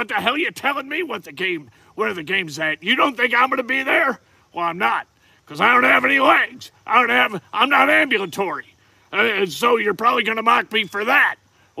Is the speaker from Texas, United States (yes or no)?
no; Georgia, United States; now in Indiana, United States; I'm not even from Indiana originally. I'm a piece of hickory from down south in Georgia.